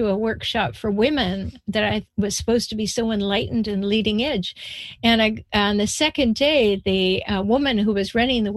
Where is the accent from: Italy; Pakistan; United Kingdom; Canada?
Canada; now in United States; I was born in Canada, I live in the United States.